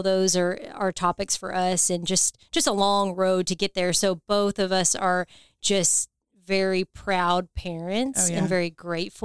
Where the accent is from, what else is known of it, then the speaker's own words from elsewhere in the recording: Utica, Kentucky, United States; also born or lived in Owensboro, Kentucky / Bowling Green, Kentucky; I'm an Owensboro girl. At heart, I grew up out in Utica, was raised with two older brothers